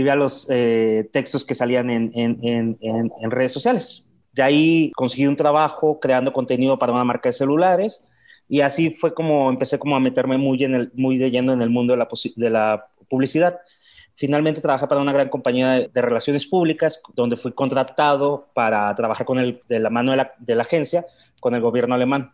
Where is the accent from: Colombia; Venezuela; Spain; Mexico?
Mexico; Mexicali, Baja California; moved away as an adult; also born or lived in Guadalajara; now in Mexico City, Mexico; vengo de Mexicali, Baja California. Ya tengo 16 años viviendo en la Ciudad de México